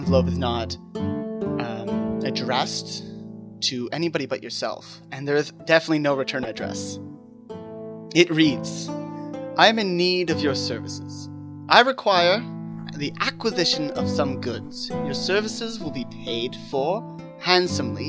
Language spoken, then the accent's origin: English; Canada; we're all from Canada